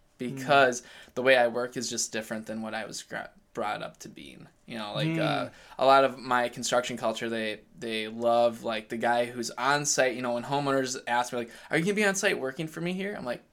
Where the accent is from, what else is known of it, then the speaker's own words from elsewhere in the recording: Elk River, Minnesota, United States; I grew up in Elk River, Minnesota.